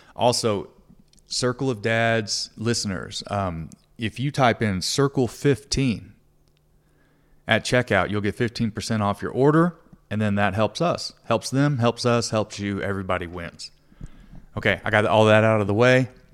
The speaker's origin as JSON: {"language": "English", "region": "Texas", "country": "United States", "said": "I'm from Texas"}